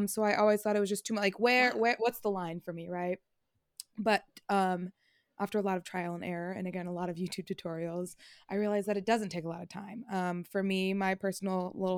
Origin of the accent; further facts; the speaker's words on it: Fairfield, California, United States; And I'm specifically from Fairfield, so we're a very diverse city on our own